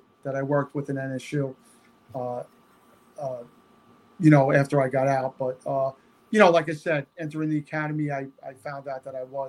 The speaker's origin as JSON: {"language": "English", "town": "New York City", "region": "New York", "country": "United States", "tie": "born or raised there", "said": "I grew up in Rosedale, Queens, New York"}